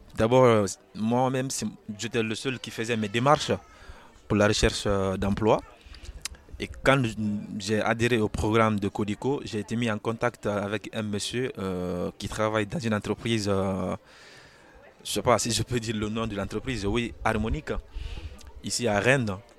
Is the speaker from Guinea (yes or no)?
yes; Guinea; now in France; Je viens de la Guinée